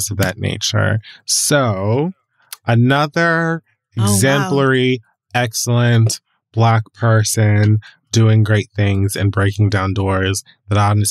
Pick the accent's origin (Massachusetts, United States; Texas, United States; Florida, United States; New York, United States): Florida, United States; Miami; I'm from Miami